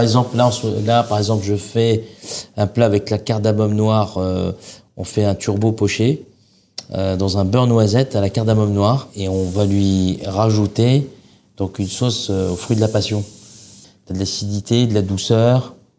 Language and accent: French; Oran, Oran Province, Algeria; now in France; j'ai grandi en Algérie. Je suis arrivé en France en 94.